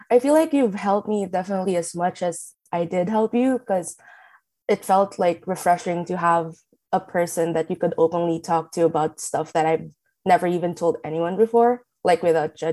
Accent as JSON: {"language": "English", "town": "Manila", "region": "Metro Manila", "country": "Philippines", "said": "I'm from Manila, but I'm actually moving to NC soon."}